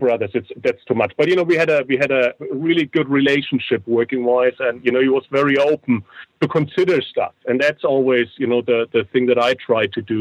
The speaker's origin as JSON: {"language": "English", "area": "near Nuremberg", "region": "Bavaria", "country": "Germany", "tie": "born or raised there", "said": "I was born near Nuremberg."}